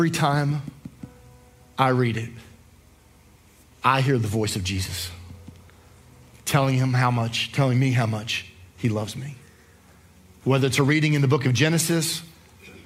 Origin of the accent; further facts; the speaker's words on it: New Jersey, United States; moved away; I grew up in New Jersey